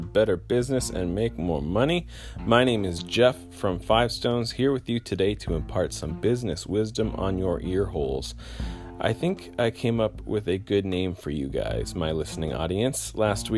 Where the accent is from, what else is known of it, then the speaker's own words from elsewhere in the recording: Canada; I'm Canadian